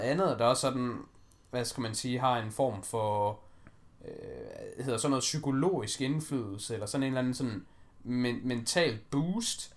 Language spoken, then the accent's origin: Danish; Denmark; vi er danskere